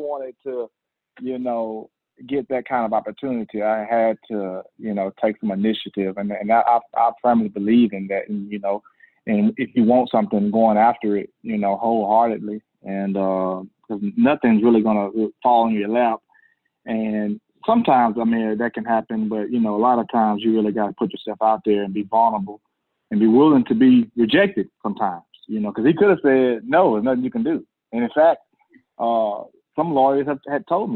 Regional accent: Grenada, Mississippi, United States; I was born and raised in Grenada, Mississippi

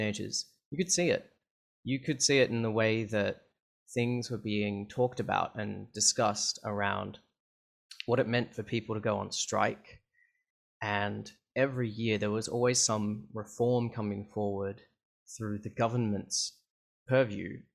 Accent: Canberra, Australian Capital Territory, Australia; now in Melbourne, Australia; So even though I live in Melbourne nowadays, I grew up in Canberra of Australia, which is it's the capital.

